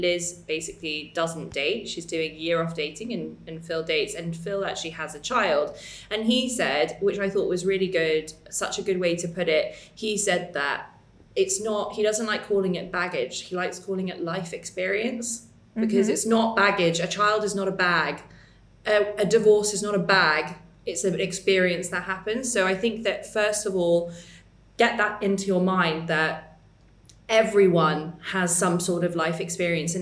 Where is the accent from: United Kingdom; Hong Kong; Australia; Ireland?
United Kingdom; England; accent: very English; my very English accent.